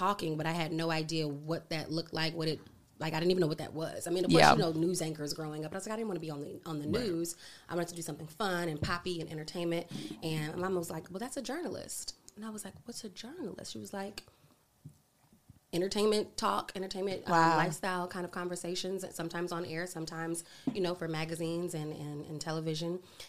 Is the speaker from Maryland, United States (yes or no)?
yes; Maryland, United States; also born or lived in Chicago / New York / Louisiana; So I came from Maryland.